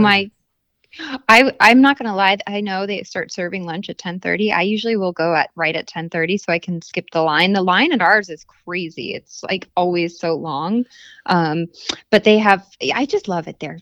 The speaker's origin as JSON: {"language": "English", "region": "Arizona", "country": "United States", "tie": "born or raised there", "said": "growing up in Arizona, we don't have a, like, seafood red, it's not, like, a thing here really"}